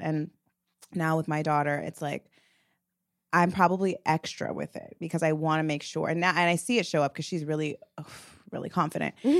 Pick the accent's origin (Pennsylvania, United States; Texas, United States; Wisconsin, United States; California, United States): California, United States; the Valley; me and Mila are two Black women that grew up in the Valley.